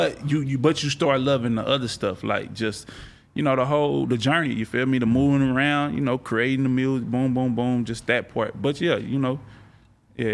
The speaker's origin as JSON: {"language": "English", "region": "Texas", "country": "United States", "tie": "born or raised there", "said": "Like, I grew up in around the Texas, you know, all that, and that was just the culture around me at that time."}